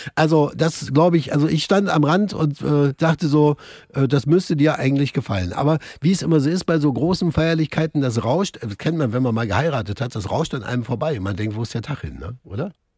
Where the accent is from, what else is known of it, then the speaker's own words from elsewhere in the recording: East Germany, Germany; Bei uns im Osten